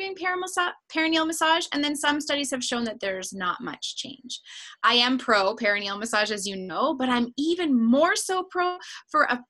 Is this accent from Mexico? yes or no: no; Canada; I'm a Canadian